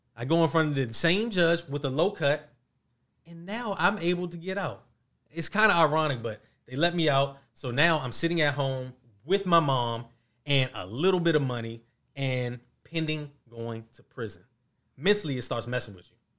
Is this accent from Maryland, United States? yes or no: yes; Mount Rainier, Maryland, United States; also born or lived in Washington, D.C.; I was actually raised in Mount Rainier